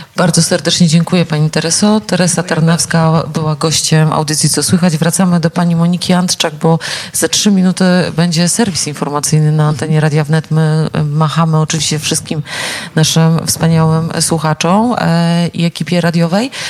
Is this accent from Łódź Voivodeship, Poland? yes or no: yes; near Nieborów, Łódź Voivodeship, Poland; pochodzę z okolic tego wspaniałego pałacyku